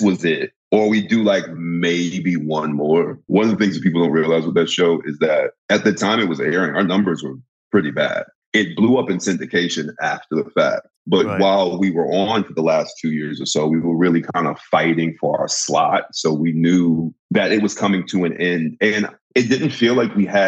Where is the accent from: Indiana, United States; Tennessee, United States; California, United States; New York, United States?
New York, United States; I'm from New York, and I'm like one of those New York actors